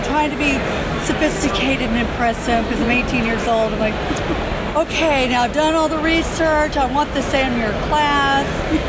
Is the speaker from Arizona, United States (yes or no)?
no; Georgia, United States; and I'm from Georgia, in case you can't tell from that.